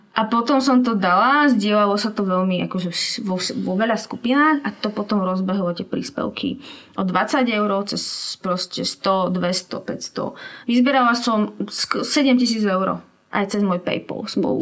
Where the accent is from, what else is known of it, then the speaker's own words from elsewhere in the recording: Slovakia; ja som Slovenka, som tu dobrovoľníčka